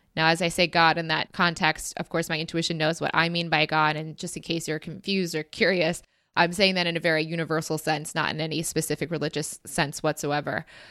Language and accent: English; United States; as an American